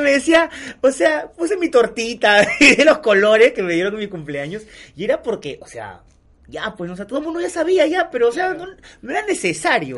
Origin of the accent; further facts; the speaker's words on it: Peru; todos somos peruanos iguales